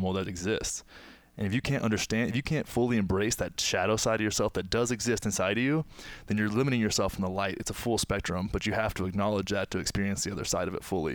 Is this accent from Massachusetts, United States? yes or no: no; Texas, United States; my hometown, small town in Texas